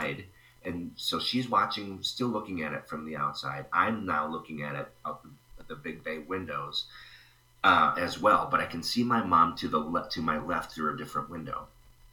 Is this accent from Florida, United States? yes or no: no; Stillwater, Minnesota, United States; I grew up about 20 miles east of St. Paul in a town named Stillwater, Minnesota, along the St. Croix River